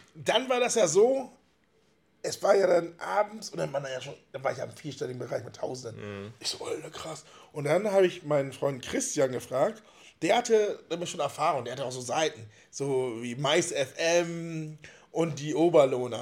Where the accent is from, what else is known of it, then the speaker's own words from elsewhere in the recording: Wittmund, Lower Saxony, Germany; now in Friedeburg, Germany; Bin in Wittmund geboren